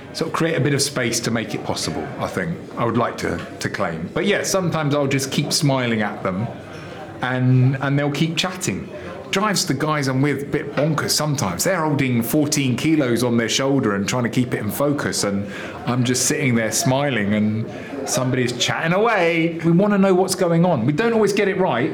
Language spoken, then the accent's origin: English; England, United Kingdom